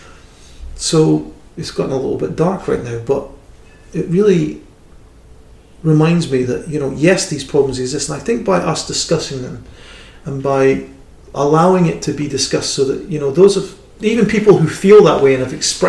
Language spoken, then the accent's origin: English; United Kingdom; I'm a British person